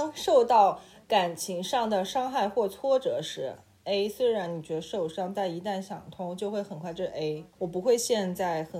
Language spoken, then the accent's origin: Chinese; Beijing, China; accent: Beijing; 完了，我这北京口音真的是既不标准又甩不掉。